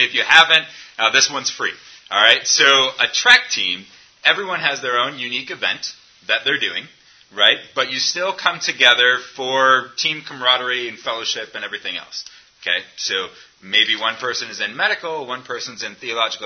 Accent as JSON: {"language": "English", "country": "United States", "said": "as an American"}